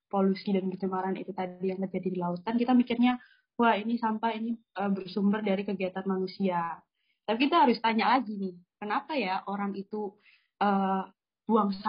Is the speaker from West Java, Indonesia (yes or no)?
no; Gresik, East Java, Indonesia; Mungkin kan ada juga ya kalau di daerahku uh, di Gresik itu juga ada suatu mitos.